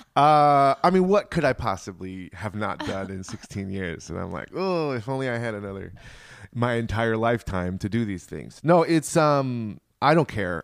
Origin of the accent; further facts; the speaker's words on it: Richmond, Virginia, United States; I grew up in Richmond, Virginia